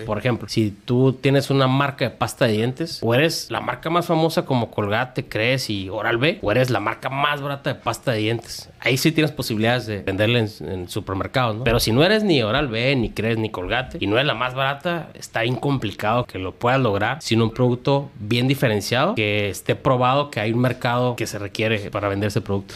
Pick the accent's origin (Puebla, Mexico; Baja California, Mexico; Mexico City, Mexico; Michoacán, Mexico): Baja California, Mexico; Tijuana; Yo soy de aquí de Tijuana